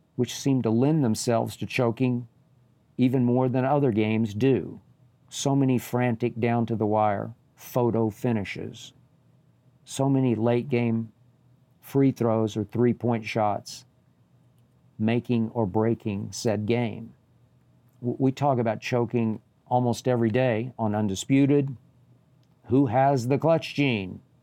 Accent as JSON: {"language": "English", "region": "Oklahoma", "country": "United States", "tie": "born or raised there", "also_born_or_lived": "Bay Area, California", "moved": "yes", "said": "Oklahoma, my home state school"}